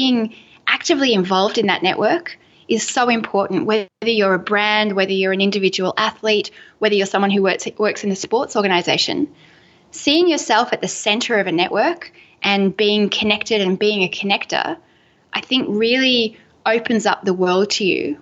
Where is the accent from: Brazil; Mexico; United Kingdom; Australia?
Australia; Melbourne, Victoria; I'm from Melbourne, Australia, and we are just coffee fiends.